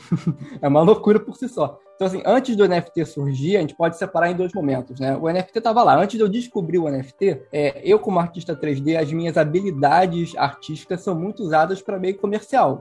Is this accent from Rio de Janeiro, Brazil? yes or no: yes; Rio de Janeiro, Brazil; eu sou carioca